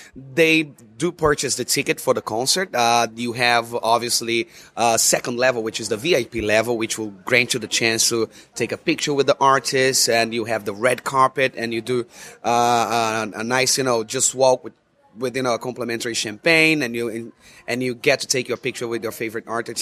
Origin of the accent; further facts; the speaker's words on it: Rio de Janeiro, Brazil; moved away as an adult; I'm from Rio de Janeiro, Brazil, and where, where I was born and raised.